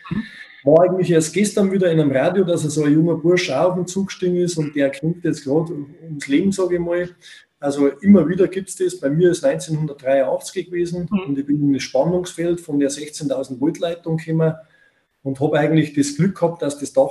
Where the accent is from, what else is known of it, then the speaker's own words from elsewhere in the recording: Bavaria, Germany; Bei uns in Bayern sagt man der Pfundskerl, gell?